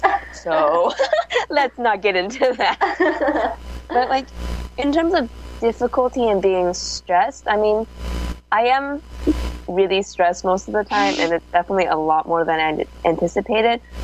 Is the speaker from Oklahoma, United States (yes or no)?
no; Danville, California, United States; now in Berkeley, United States; I'm usually from Danville, which is really small sort of town